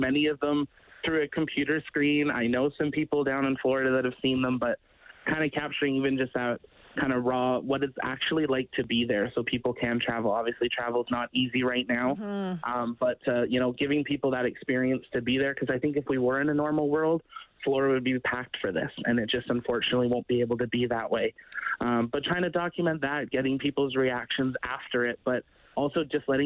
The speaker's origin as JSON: {"language": "English", "country": "Canada", "said": "I'm 25, I'm from Canada"}